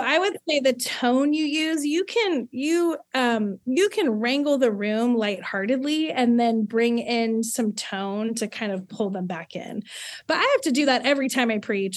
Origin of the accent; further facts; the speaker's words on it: Southern California, United States; born and raised in Southern California